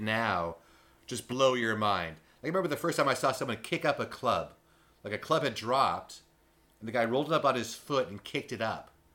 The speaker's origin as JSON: {"language": "English", "region": "West Coast", "country": "United States", "tie": "born or raised there", "said": "being a West Coast guy my entire life"}